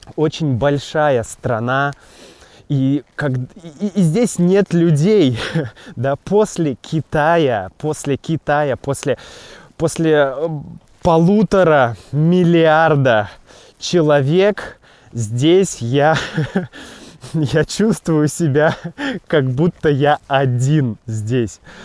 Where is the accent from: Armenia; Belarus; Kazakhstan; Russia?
Russia; moved away as an adult; also born or lived in Wuhan, China; Я родился в России, да, Россия моя родина.